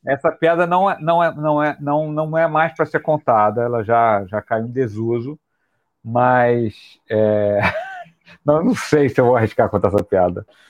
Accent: Rio de Janeiro, Brazil; nós cariocas

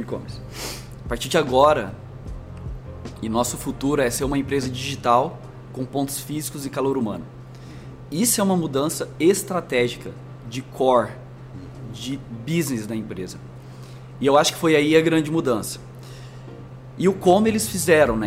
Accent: Franca, São Paulo, Brazil; moved away as an adult; also born or lived in Minas Gerais; now in São Paulo, Brazil; eu sou mineiro do RG, então também nasci em Minas, mas me criei em Franca

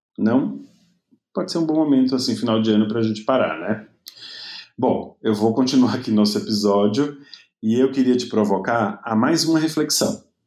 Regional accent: Seabra, Bahia, Brazil; also born or lived in Itaberaba; Então eu acabei nascendo em Itaberaba, mas eu sou mesmo de Seabra, que foi onde eu me criei

